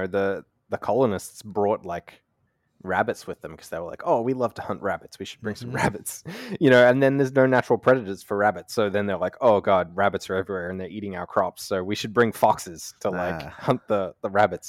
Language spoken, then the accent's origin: English; Australia; I'm from Australia.